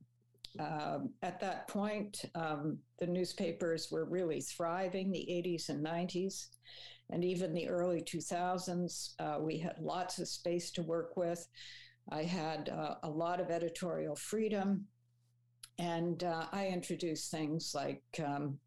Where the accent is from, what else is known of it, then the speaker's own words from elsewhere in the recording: Toronto, Ontario, Canada; I grew up in Etobicoke, which meant I ended up going to Etobicoke Collegiate Institute.